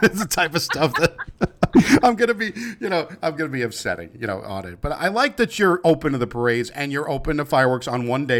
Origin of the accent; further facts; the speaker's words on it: New York, United States; I'm from New York